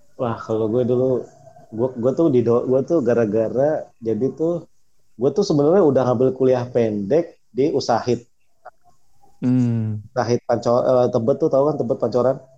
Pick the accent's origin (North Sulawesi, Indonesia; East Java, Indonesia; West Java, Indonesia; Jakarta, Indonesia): Jakarta, Indonesia; moved away as an adult; also born or lived in Yogyakarta; aslinya sih kita berdua dari Jakarta jadi iya, Jakarta yang kuliah di Jogja.